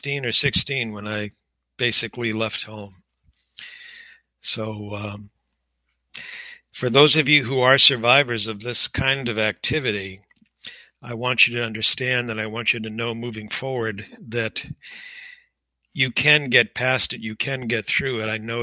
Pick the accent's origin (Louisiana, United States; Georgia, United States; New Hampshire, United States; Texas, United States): New Hampshire, United States; Manchester; also born or lived in Melrose, Massachusetts; I was born in Melrose, Massachusetts, and lived there with my family, my extended family, on my father's side until just about the age of three, at which point we moved to Manchester, New Hampshire.